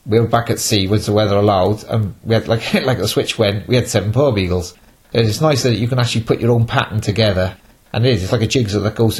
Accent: Cardiff, Wales, United Kingdom; also born or lived in Milford Haven; I'm from Cardiff

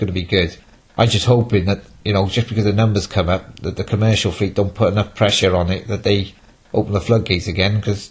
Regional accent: Cardiff, Wales, United Kingdom; also born or lived in Milford Haven; I'm from Cardiff

